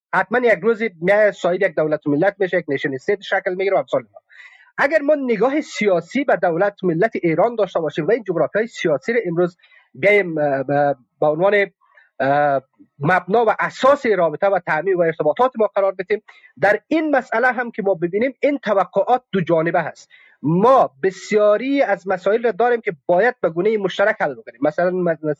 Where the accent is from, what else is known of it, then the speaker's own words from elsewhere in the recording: Afghanistan; من افغانستانی هستم افغان هستم